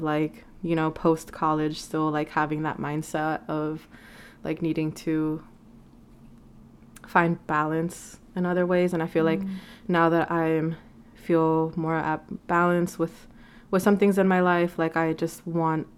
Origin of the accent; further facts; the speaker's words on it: Vancouver, British Columbia, Canada; moved away; I'm from Vancouver, and it's just weird to just think that, like, I am where I am, and I'm living here when I never imagined myself, like, here.